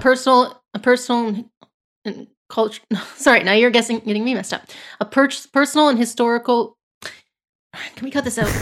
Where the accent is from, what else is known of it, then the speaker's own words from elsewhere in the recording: Canada; as a Canadian